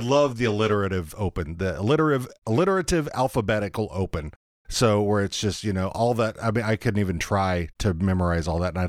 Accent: Texas, United States; because I grew up in Texas

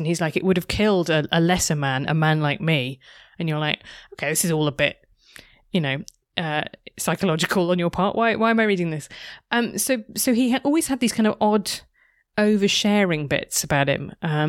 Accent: United Kingdom; Like, that's just a very, like, I'm British.

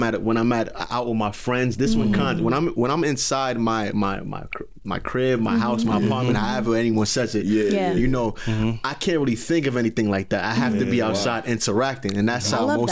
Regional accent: Brooklyn, New York, United States; I'm from Brooklyn.

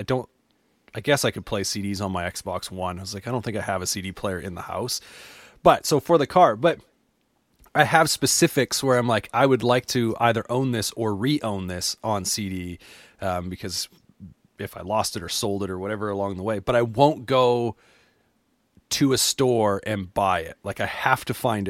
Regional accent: just outside of Calgary, Alberta, Canada; also born or lived in Lethbridge, Alberta; now in Edmonton, Canada; I've been in Alberta my whole life, so I grew up just outside of Calgary

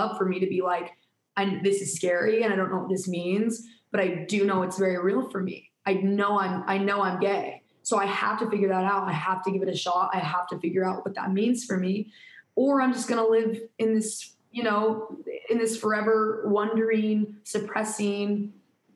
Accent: Utah, United States; we're from Utah

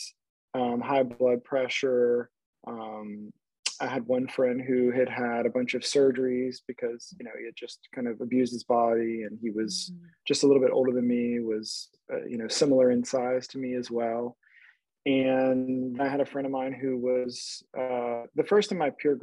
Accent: South Louisiana, United States; I am from South Louisiana, great place to grow up

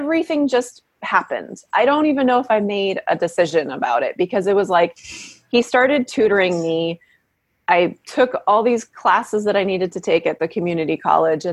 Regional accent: Washington, United States; moved away as an adult; also born or lived in Davenport, Iowa / Massachusetts / San Francisco, California; now in Berkeley, United States; And then we moved to Washington, and I grew up in various practices there. And worked in his office as a teenager.

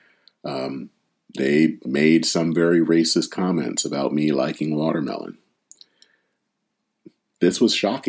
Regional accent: Flint, Michigan, United States; now in Minneapolis, United States; outside of my hometown of Flint

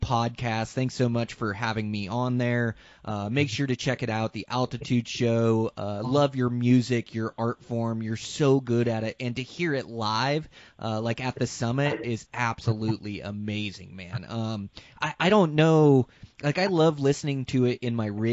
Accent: Western Washington, United States; moved away as an adult; I grew up in Western Washington hunting them, and left Western Washington at 19

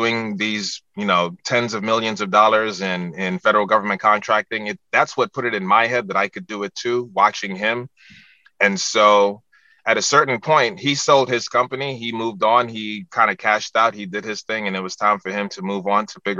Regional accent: New York City, New York, United States; moved away as an adult; now in Washington, D.C., United States; I was born and raised in the Bronx, New York

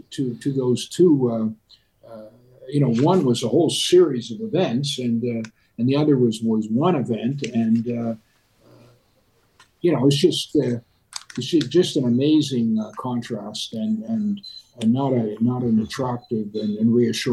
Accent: Canada; Look, this relates to who we are in Canadian values.

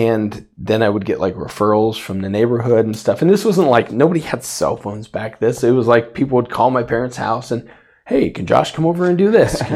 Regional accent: Safford, Arizona, United States; I grew up in Safford, Arizona

